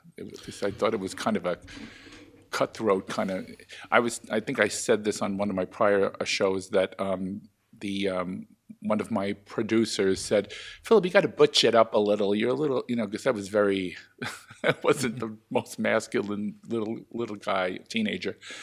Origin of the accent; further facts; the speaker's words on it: New York, United States; gay man growing up in New York